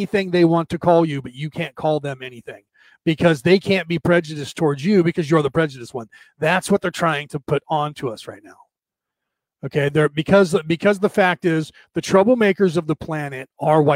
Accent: United States; us Americans

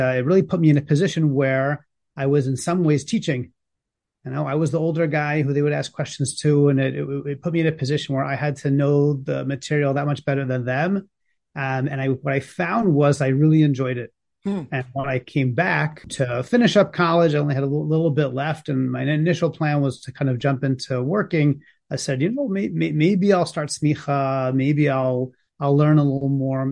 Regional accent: New Jersey, United States; I grew up in New Jersey, going to Jewish day schools

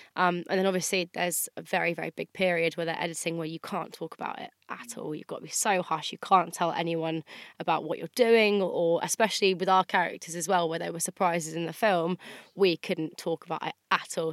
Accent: Andover, South East England, United Kingdom; my hometown as well. Andover's quite a small town

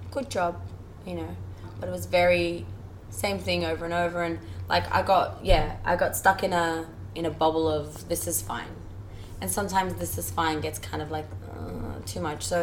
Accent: Iran; born there; because I was born in Iran and he's from Iran.

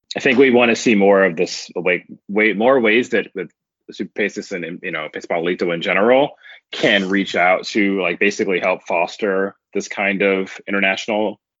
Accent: United States; I'm an American

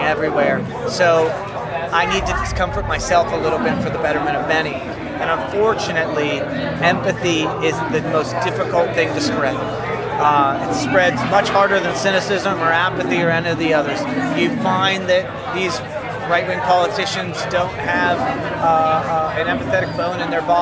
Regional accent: Pittsburgh, Pennsylvania, United States; I'm from Pittsburgh.

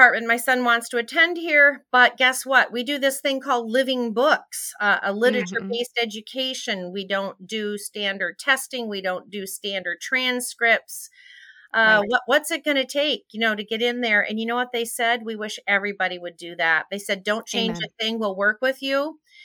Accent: Calumet, Michigan, United States; moved away; I was born up in there, Calumet on the Keweenaw.

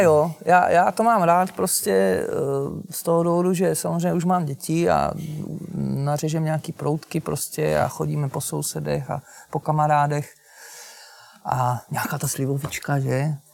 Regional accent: Ostrava, Moravian-Silesian Region, Czechia; já jsem teda ze Slezska, že já jsem z Ostravy

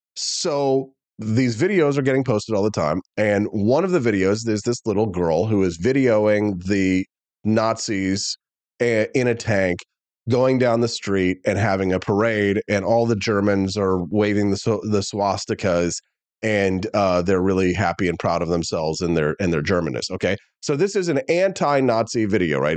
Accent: Missouri, United States; I'm from Missouri as well as I say ope.

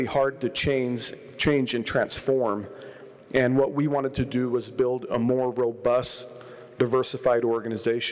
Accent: Huntsville, Utah, United States; also born or lived in California; I grew up in California till I was 10 years old, and then our family moved to northern Utah. We moved around a bit, but ended up in the Ogden Valley, grew up in Huntsville, which I still call home

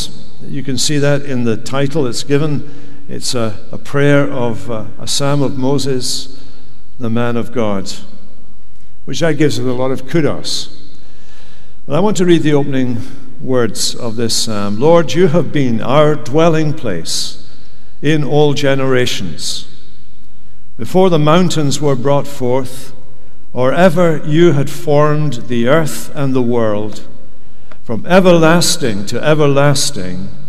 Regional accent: Scotland, United Kingdom; moved away as an adult; now in United States; we come from Scotland

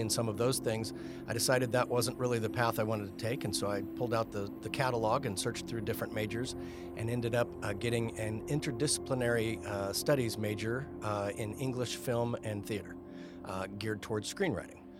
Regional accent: Elk Grove, California, United States; also born or lived in George Air Force Base, Victorville, California / Salisbury, England / Fort Walton Beach, Florida / San Diego; I grew up in Elk Grove, attended Jesuit High School here in Sacramento

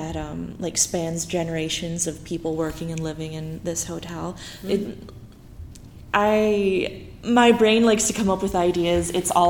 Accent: Idaho, United States; now in Portland, United States; I'm from Idaho.

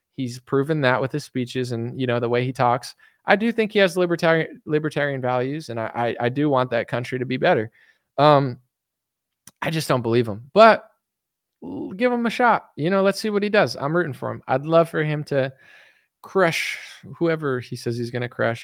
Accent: United States; I'm American

